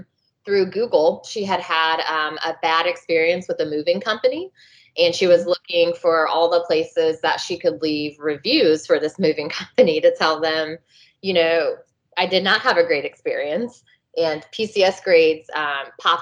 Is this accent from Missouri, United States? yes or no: no; Atlanta, Georgia, United States; moved away; I'm from Atlanta originally